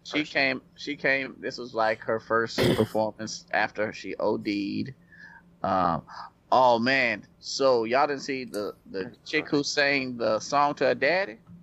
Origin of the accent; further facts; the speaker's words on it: Nashville, Tennessee, United States; I'm from Nashville